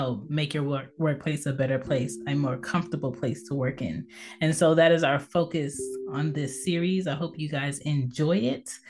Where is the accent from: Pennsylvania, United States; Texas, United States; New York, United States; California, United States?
Pennsylvania, United States; Philadelphia; I was born in Philadelphia, PA, on the East Coast.